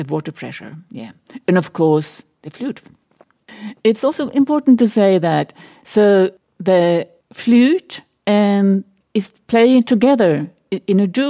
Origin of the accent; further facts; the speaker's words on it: small city outside Stockholm, Stockholm County, Sweden; now in Berlin, Germany; I grew up in Sweden, in a small city outside of Stockholm